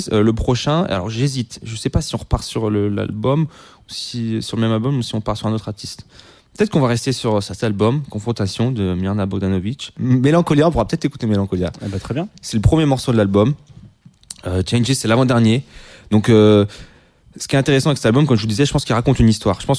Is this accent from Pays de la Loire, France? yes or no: yes; Le Mans, Pays de la Loire, France; parce que je viens du Mans, j'habite au Mans, j'étais dans le train